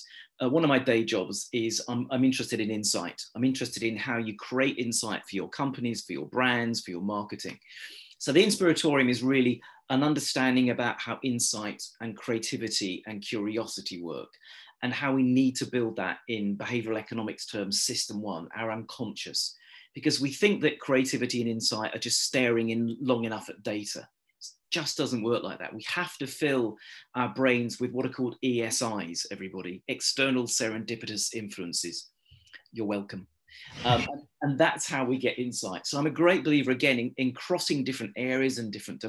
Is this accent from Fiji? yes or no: no; United Kingdom; I'm British